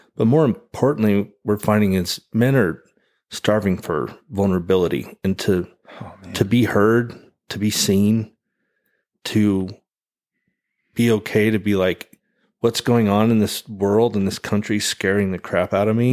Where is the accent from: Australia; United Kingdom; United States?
United States; American Falls, Idaho; moved away; my hometown I grew up in, American Falls